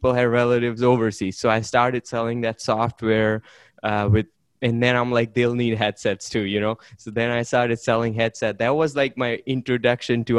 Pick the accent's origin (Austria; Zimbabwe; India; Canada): India; English is a second language; moved away; I'm an immigrant from India. I came here, learned to speak English